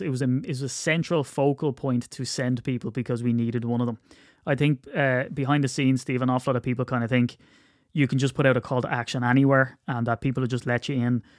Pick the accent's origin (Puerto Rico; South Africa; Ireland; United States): Ireland; I'm Irish